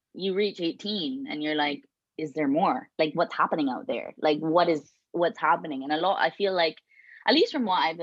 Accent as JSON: {"language": "English", "country": "Barbados", "moved": "yes", "lives_now": "Canada", "said": "I'm from Barbados."}